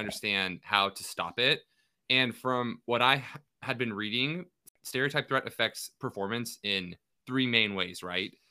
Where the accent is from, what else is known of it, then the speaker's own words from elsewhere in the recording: Kennewick, Washington, United States; my hometown